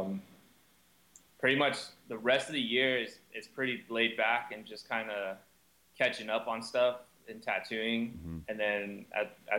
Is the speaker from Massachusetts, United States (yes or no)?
no; Southern California, United States; growing up in Southern California